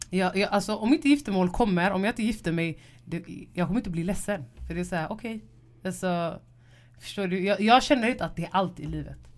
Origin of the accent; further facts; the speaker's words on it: Gothenburg, Västra Götaland, Sweden; jag vill inte säga något som göteborgare.